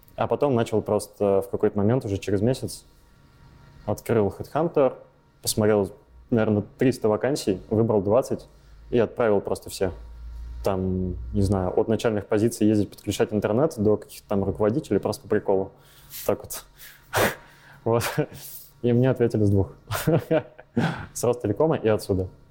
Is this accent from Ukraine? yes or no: no; Volgograd, Volgograd Oblast, Russia; moved away as an adult; now in Saint Petersburg, Russia; Я из Волгограда. Я там родился, там рос лет 20, наверное.